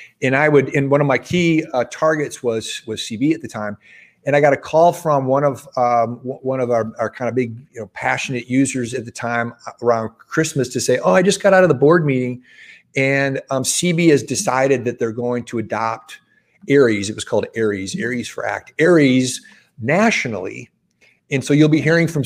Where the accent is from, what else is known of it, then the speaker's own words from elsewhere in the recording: Midwest, United States; moved away as an adult; also born or lived in Los Angeles, California; I grew up in the Midwest, and I moved to Los Angeles specifically to get in commercial real estate.